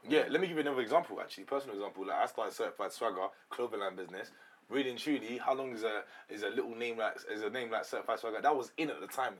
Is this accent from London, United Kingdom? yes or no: yes; London, United Kingdom; I'm actually from the suburban um, areas in London.